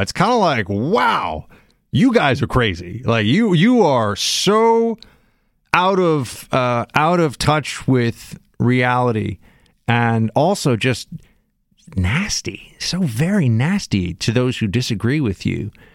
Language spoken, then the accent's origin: English; New York City, New York, United States; I'm from Manhattan